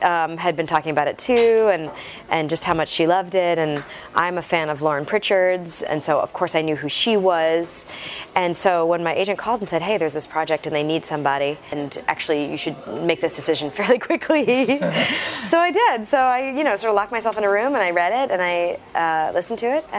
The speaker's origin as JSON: {"language": "English", "region": "Wisconsin", "country": "United States", "said": "I'm from Wisconsin."}